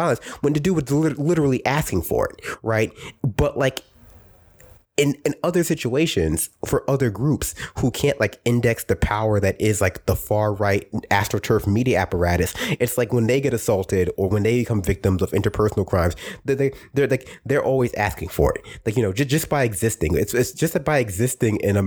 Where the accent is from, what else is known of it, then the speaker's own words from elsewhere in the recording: New York City, New York, United States; I was raised in Brooklyn